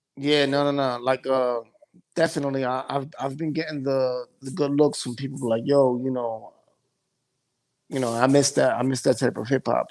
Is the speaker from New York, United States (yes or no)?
yes; New York City, New York, United States; also born or lived in Bronx, New York; I'm from Midtown